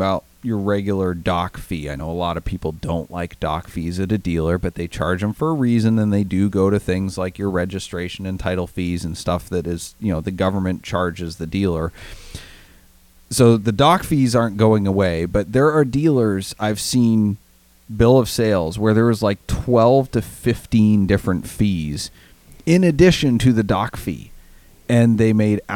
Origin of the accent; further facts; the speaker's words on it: Maine, United States; moved away; my home state of Maine